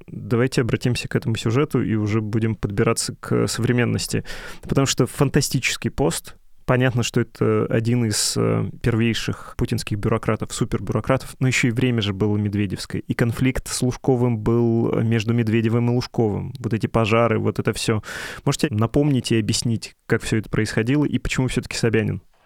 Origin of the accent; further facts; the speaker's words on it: Urals, Russia; я сейчас говорю как человек с Урала